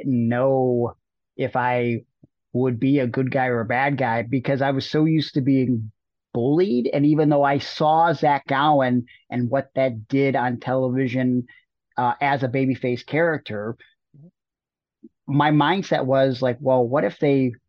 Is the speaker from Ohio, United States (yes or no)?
yes; Cleveland, Ohio, United States; born or raised there; moved away